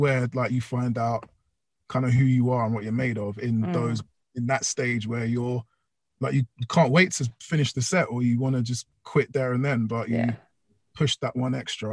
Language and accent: English; London, United Kingdom; I did my little stretch through Ealing, which is in West London, which is my hometown